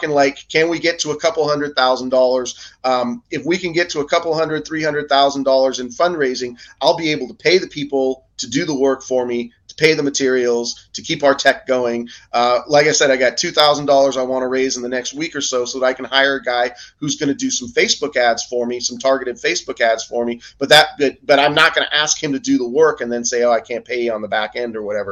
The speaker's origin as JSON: {"language": "English", "region": "England", "country": "United Kingdom", "tie": "born or raised there", "moved": "yes", "lives_now": "United States", "said": "I grew up in England"}